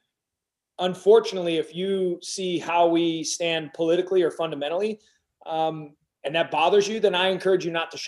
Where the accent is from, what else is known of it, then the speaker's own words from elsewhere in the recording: United States; I'm an American